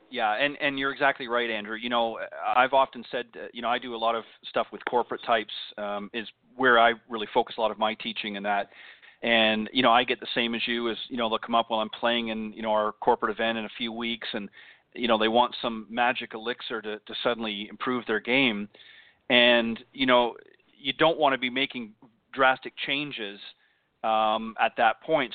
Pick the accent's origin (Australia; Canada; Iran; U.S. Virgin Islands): Canada; now in United States; when I was still back up in, in Canada, of course, as you may or may not know, I'm I'm Canadian uh, born originally